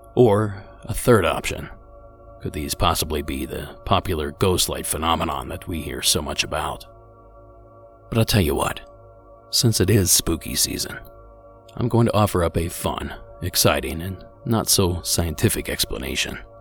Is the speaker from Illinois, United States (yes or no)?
no; Ohio, United States; my home state of Ohio